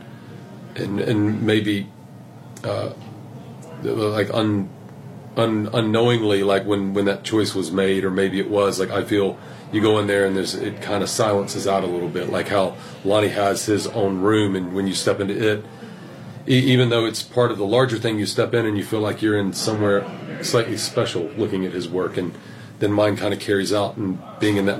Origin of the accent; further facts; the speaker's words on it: South Carolina, United States; moved away as an adult; also born or lived in Georgia / Atlanta / New York; I grew up in South Carolina